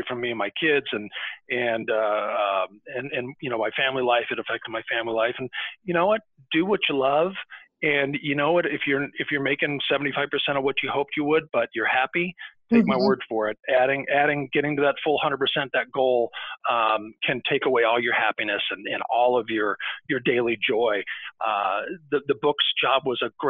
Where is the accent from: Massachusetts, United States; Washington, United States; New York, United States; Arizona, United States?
Arizona, United States; moved away; when I was a kid growing up in Arizona